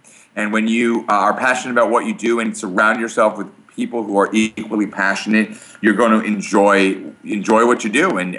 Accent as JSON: {"language": "English", "town": "Brooklyn", "region": "New York", "country": "United States", "tie": "born or raised there", "lives_now": "Port Washington, United States", "said": "We live in Port Washington, New York. I grew up here in New York. I grew up in Brooklyn"}